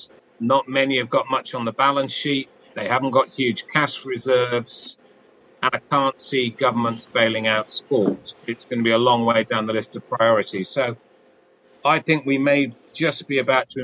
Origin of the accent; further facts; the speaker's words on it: Cardiff, Wales, United Kingdom; I was born into in Cardiff, in a family where my father was from the Western Valley